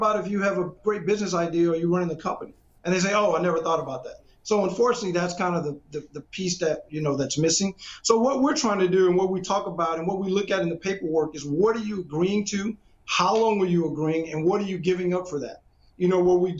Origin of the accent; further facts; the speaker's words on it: Beaumont, Texas, United States; I'm from Beaumont, Texas, man. You know, we're formerly known as the pro football capital of the world back in the 70s.